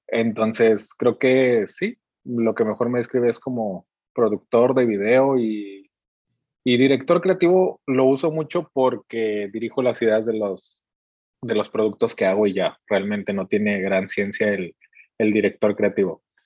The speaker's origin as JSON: {"language": "Spanish", "region": "Veracruz", "country": "Mexico", "tie": "born or raised there", "moved": "yes", "lives_now": "Mexicali, Mexico", "said": "no vivo en la ciudad en la que, en la que nací, soy de Veracruz y actualmente vivo en Mexicali, Mexicali, Baja California"}